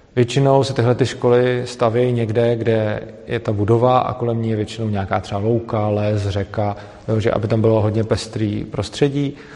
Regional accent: Plzeň, Plzeň Region, Czechia; moved away; do Plzně, i když vlastně po krátký. Je to moje rodné město

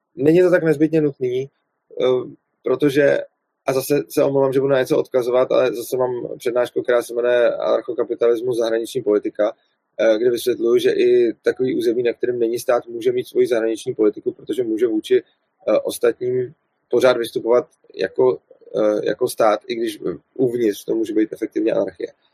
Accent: Prague, Czechia; jsem z Prahy, tak kvůli tomu, eh, kvůli tomu dojíždím do Brna

